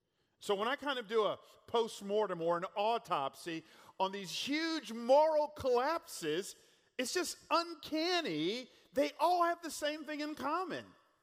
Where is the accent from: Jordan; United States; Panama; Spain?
United States; California; Again, our family moved here a couple years ago from California. They say we're from Northern California, the Bay Area, but if you look at the map, that's actually Central California.